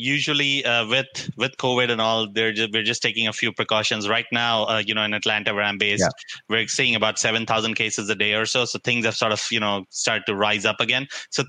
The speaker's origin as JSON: {"language": "English", "country": "India", "tie": "born or raised there", "moved": "yes", "lives_now": "United States", "said": "Growing up in India"}